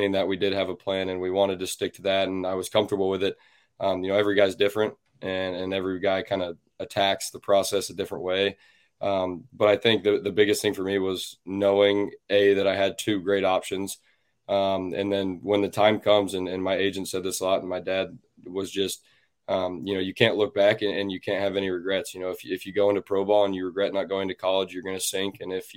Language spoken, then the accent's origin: English; Kansas City, United States; the Royals, my hometown team, the team I grew up coaching